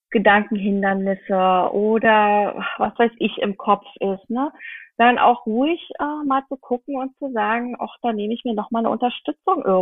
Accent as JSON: {"language": "German", "region": "Brandenburg", "country": "Germany", "lives_now": "Berlin, Germany", "said": "Und ich äh, stamme nicht aus Berlin, ich stamme aus dem Land Brandenburg. Und da gibt es meine Eltern"}